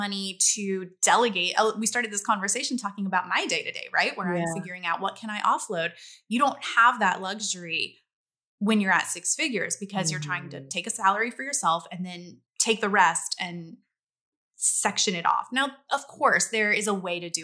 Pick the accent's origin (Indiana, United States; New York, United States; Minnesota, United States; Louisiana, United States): Louisiana, United States; I grew up in Louisiana